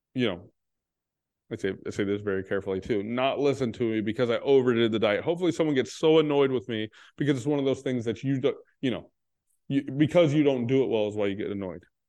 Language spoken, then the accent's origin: English; Texas, United States; I'm from Texas